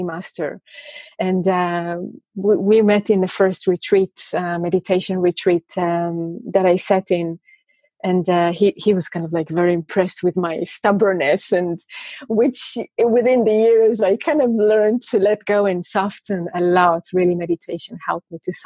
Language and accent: English; Israel; I come from Israel, and religion in Israel is such a strong component in life